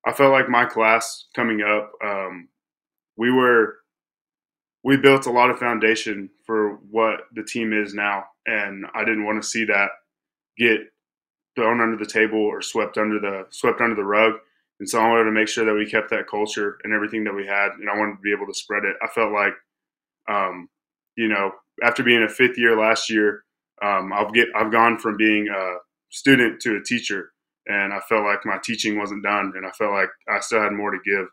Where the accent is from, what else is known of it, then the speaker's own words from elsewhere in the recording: Clyde, Texas, United States; Originally, I'm from Clyde